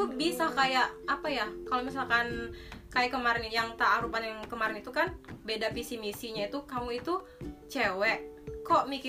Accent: Medan, North Sumatra, Indonesia; kalau kita kan orang Medan kalau menentukan tanggal itu lebih bagusnya kata orang tua kan bukannya orang Jawa

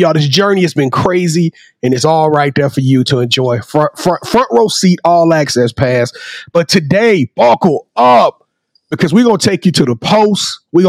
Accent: Louisiana, United States; I'm from Louisiana

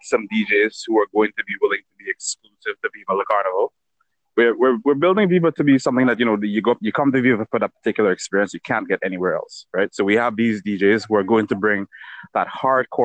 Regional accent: Dominica; I'm from Dominica

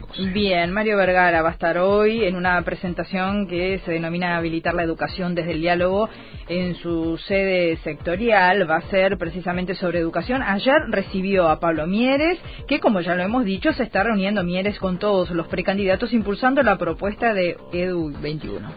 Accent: Uruguay; como uruguaya

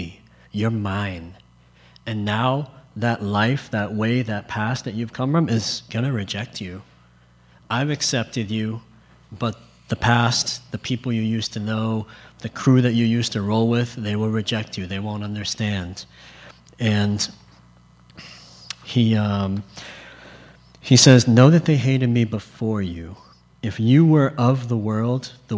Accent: Boston, Massachusetts, United States; if I get an accent, I'm from Boston

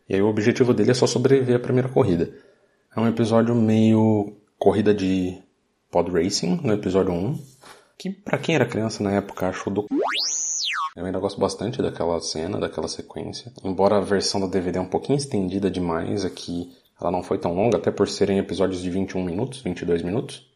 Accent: Brazil; quando eu era criança no Brasil

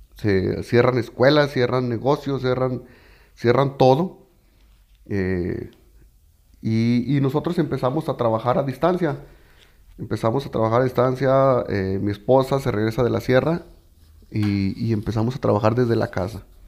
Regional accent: Mexico; como mexicanos nos nos falla

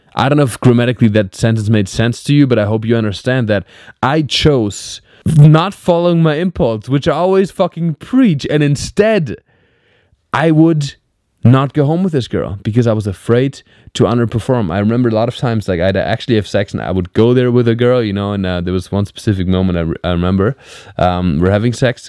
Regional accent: Black Forest, Baden-Württemberg, Germany; moved away as an adult; now in Los Angeles, United States; I'm in Germany. I'm in my hometown.

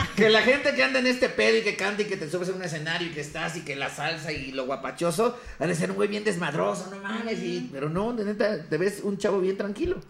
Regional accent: Ecatepec, State of Mexico, Mexico; yo crecí en Ecatepec

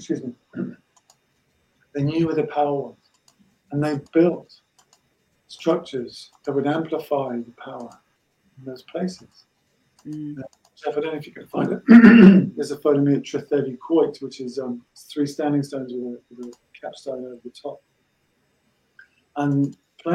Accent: Wales, United Kingdom; So I was born in Wales to a Breton mum.

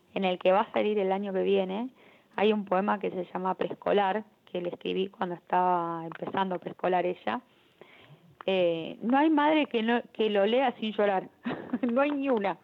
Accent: Argentina; amo mi país

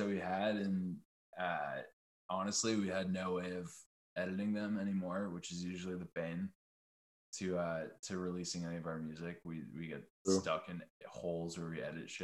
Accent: Yarmouth, Maine, United States; We grew up in Yarmouth, Maine

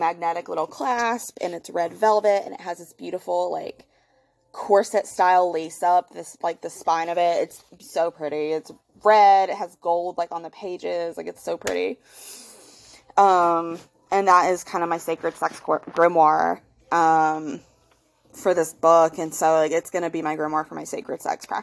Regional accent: the Bible Belt, United States; I was born and raised here in the Bible Belt

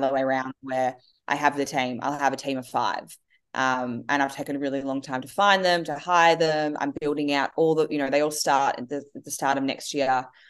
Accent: Australia; I am Australian. I'm, have lived here my whole life

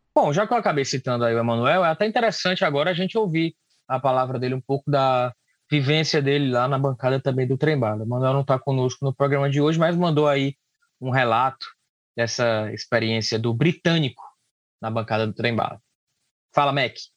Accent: Northeast Region, Brazil; a gente sofre muito enquanto nordestino

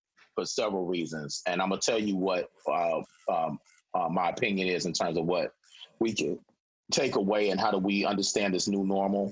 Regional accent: Chicago, Illinois, United States; now in Renton, United States; I'm originally from Chicago

